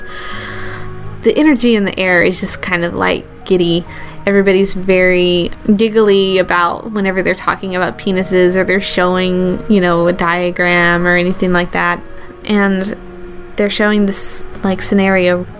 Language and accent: English; the South, United States; I grew up in the South